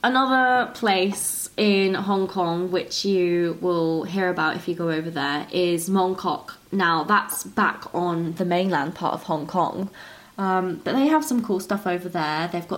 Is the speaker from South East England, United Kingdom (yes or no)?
yes; Brighton, South East England, United Kingdom; now in Australia; And we're both from Brighton, which is a coastal town in the UK in the south, so I'm used to the sea anyway. But where I'm living now in rural Australia, I really miss the beach.